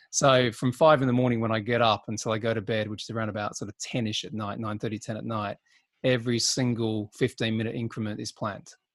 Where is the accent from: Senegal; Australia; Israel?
Australia; now in United Kingdom; being an Aussie